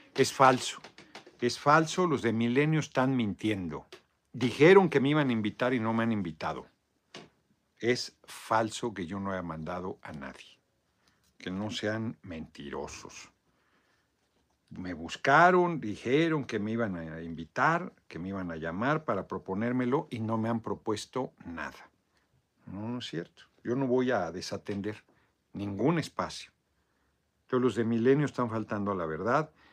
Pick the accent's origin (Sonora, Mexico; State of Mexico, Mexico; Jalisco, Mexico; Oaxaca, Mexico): State of Mexico, Mexico; Tlalnepantla; Tlalnepantla, casi mi tierra adoptiva, pues ahí crecí, ahí llegué yo a los cinco años a Tlalnepantla, Estado de México